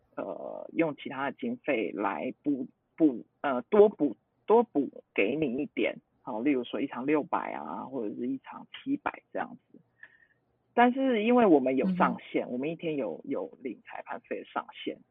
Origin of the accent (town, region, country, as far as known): Taiwan